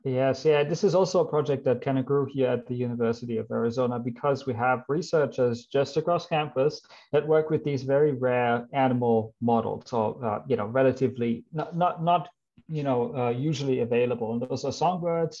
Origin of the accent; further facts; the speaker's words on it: Germany; English is a second language; moved away as an adult; also born or lived in Australia; I come from Germany. Maybe you can see that from my name or hear it in my accent. Uh, that's where I grew up.